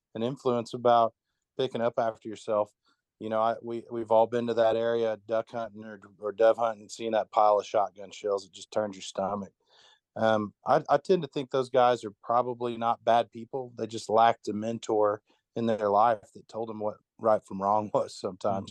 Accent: Tahlequah, Oklahoma, United States; I'm from Tahlequah, Oklahoma

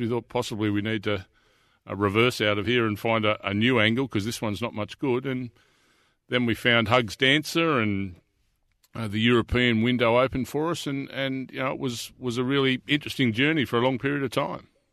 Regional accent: Deniliquin, New South Wales, Australia; now in Melbourne, Australia; I was born and bred in Dunliquin in New South Wales

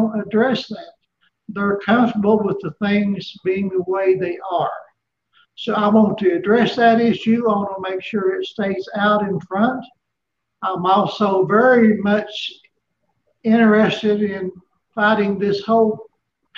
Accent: Johnson City, Tennessee, United States; also born or lived in Kingsport, Tennessee; I was born right here in Northeast Tennessee in Kingsport. I grew up in Johnson City, where I still live.

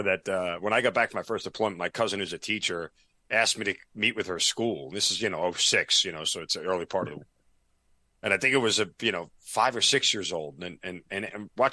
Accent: New York, United States; now in Atlanta, United States; I'm from New York

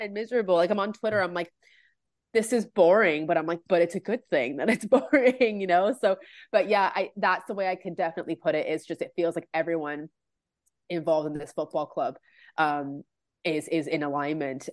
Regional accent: Canada; I'm from Canada

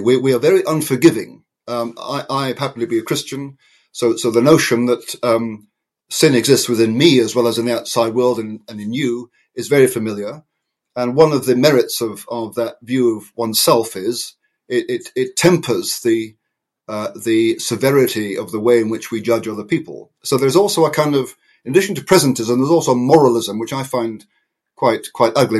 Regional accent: United Kingdom; in my country

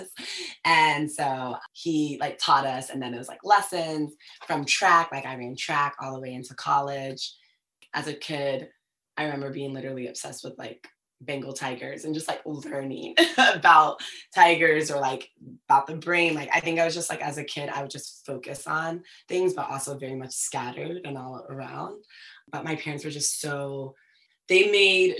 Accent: United States; first language Twi; English is a second language; also born or lived in Ghana; I learned English when I came back to the States, and I started preschool here

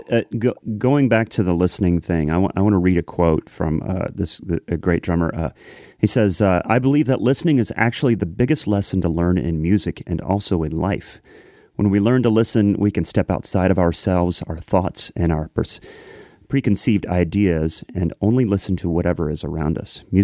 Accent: Ohio, United States; now in Nashville, United States; I moved down from Ohio to Nashville a little over 20 years ago

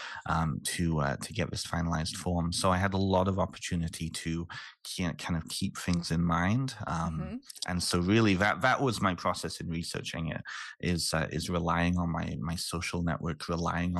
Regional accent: Canada; also born or lived in United Kingdom; I'm originally from the UK. And so living and growing up in Canada

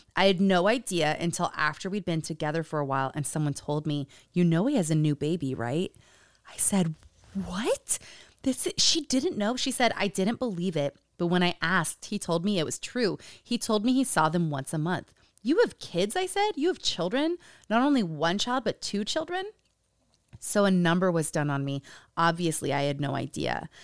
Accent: Utah, United States; Growing up in Utah

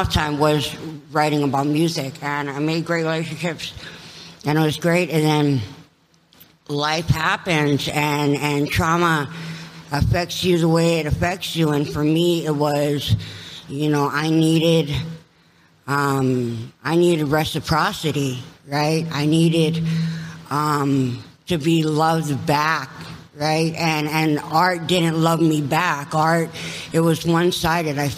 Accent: Kauai, Hawaii, United States; also born or lived in Los Angeles, California; now in Tucson, United States; born and raised on Kauai. In Hawaii, in Hawaii

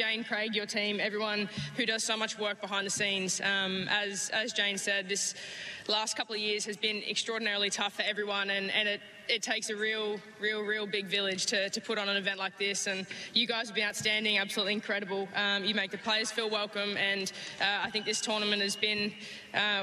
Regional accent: Australia; as an Aussie

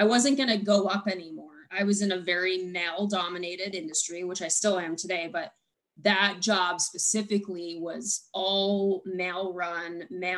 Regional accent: Buffalo, New York, United States; moved away; I am from Buffalo

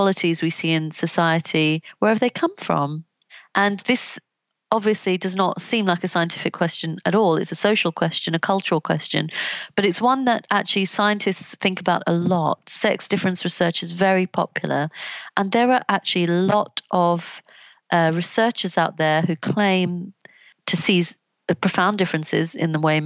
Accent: London, United Kingdom; I grew up in Southeast London, not very far from where Stephen Lawrence was killed.

